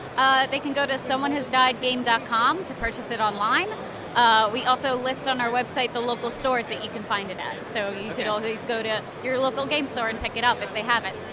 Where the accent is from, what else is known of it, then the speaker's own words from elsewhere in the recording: New York, United States; I'm from New York